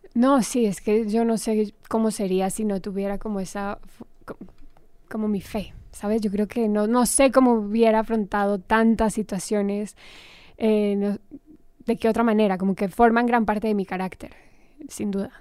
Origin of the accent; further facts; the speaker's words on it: Armenia, Quindío, Colombia; also born or lived in Cali, Colombia; nos fuimos, crecí en Armenia